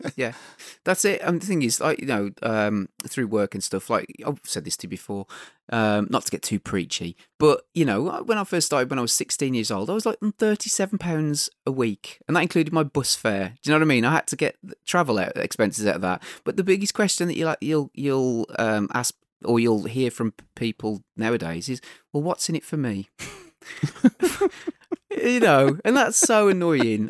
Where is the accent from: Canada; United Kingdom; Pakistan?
United Kingdom; we're British